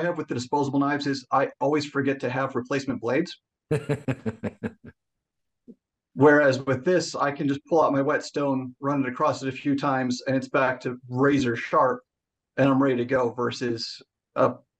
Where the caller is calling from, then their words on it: Pittsburgh, Pennsylvania, United States; also born or lived in Michigan / Southern California; Calling in from just outside Pittsburgh, PA.